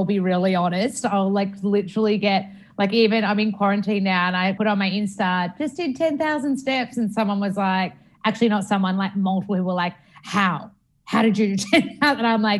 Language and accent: English; Australia; And I love Australia and I love being Australian